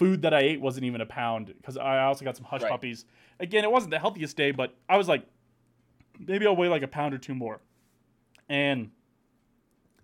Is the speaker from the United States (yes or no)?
yes; United States; I'm American